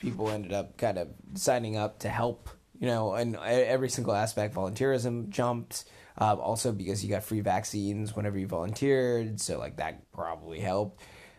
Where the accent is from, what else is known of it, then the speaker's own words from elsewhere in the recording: Virginia, United States; Hey, East Virginia, West Virginia, we're from Virginia, it's all good.